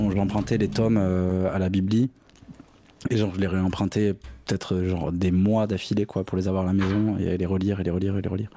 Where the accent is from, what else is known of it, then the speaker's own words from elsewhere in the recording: Bordeaux, Nouvelle-Aquitaine, France; je viens de Bordeaux